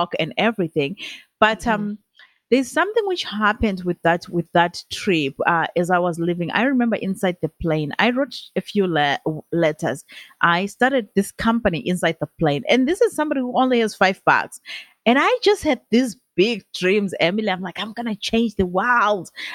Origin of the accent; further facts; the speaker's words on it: Zimbabwe; moved away as an adult; now in Canada; I'm originally from Zimbabwe